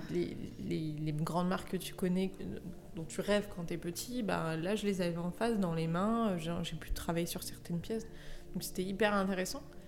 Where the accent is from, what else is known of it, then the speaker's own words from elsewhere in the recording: Lyon, Auvergne-Rhône-Alpes, France; also born or lived in Paris; je suis originaire de Lyon